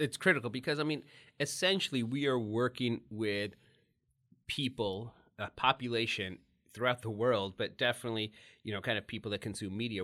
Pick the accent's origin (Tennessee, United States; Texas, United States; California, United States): Texas, United States; in the eighties when you're growing up in Texas